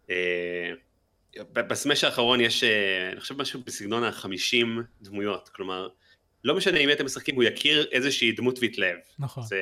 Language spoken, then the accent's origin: Hebrew; Jerusalem, Jerusalem District, Israel; moved away; אני גם ירושלמי במקור